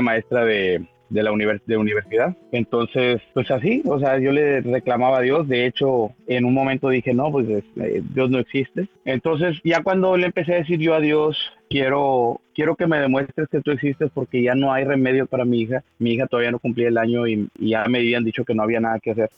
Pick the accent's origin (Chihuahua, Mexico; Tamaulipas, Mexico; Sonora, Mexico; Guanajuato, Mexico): Tamaulipas, Mexico; Guardados de Abajo; moved away as an adult; also born or lived in Miguel Alemán, Tamaulipas; now in Mission, Texas, United States; yo soy originario de Tamaulipas, del norte de Tamaulipas, de, un pueblo que, que, se llama Guardados de Abajo, Tamaulipas